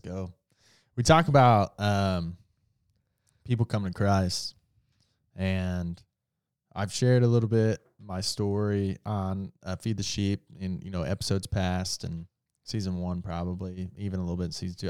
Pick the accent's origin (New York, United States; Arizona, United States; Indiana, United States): Indiana, United States; I'm from Indiana